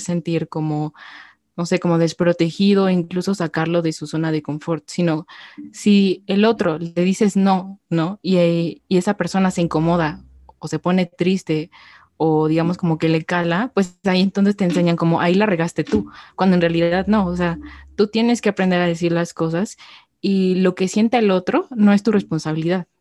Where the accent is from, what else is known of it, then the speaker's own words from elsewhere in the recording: Mexico; como mexicanos